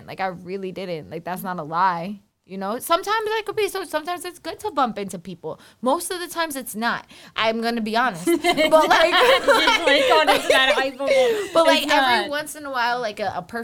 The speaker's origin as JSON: {"language": "English", "town": "New York City", "region": "New York", "country": "United States", "tie": "born or raised there", "said": "I am born and raised on Staten Island"}